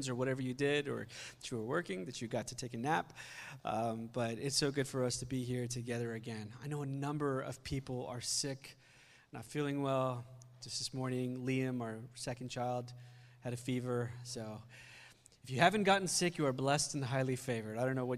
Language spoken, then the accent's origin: English; India; also born or lived in Philadelphia, United States; now in United States; I spent some time in high school there. And when we came to the country from India, we lived in Philly in the beginning.